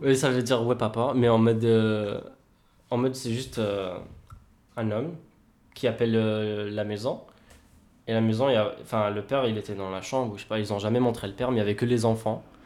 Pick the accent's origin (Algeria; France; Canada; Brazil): Algeria; Kabylie; je suis kabyle